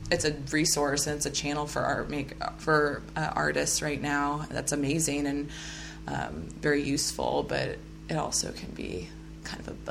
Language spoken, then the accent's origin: English; Midwest, United States; also born or lived in Oklahoma / Kansas; I've noticed too, because I am a Midwesterner and living out here in the Pacific Northwest.